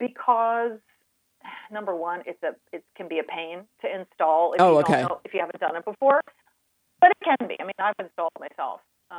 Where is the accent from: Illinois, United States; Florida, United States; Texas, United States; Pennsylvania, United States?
Pennsylvania, United States; moved away; also born or lived in Georgia; I'm originally from Pennsylvania, so I'm a northern girl